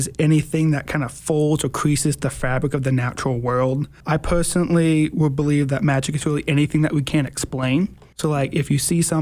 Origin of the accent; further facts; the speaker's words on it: Chicago, Illinois, United States; I'm from the western suburbs of Chicago